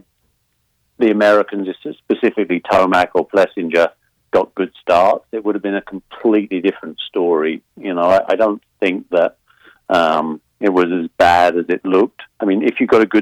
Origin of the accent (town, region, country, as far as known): United Kingdom